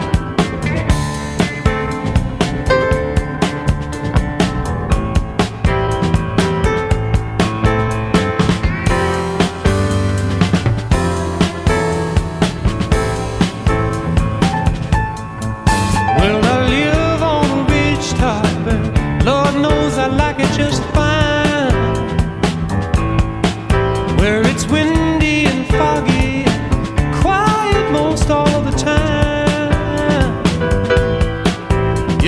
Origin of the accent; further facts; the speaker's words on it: California, United States; moved away; my home state of California